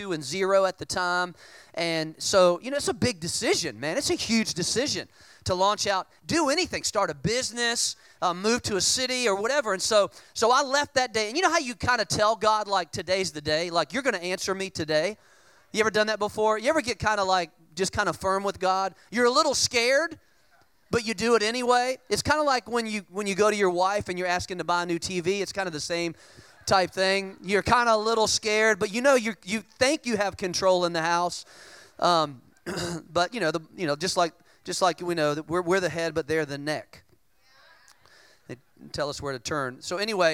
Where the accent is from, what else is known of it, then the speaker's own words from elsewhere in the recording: Richmond, Virginia, United States; moved away; Richmond, Virginia, which is where I'm from. I'm originally from Richmond